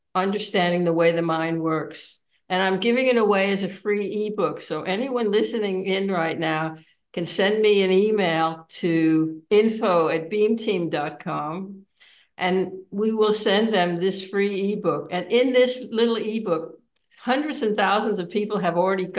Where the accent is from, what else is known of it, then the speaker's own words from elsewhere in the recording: United States; moved away; I'm an American citizen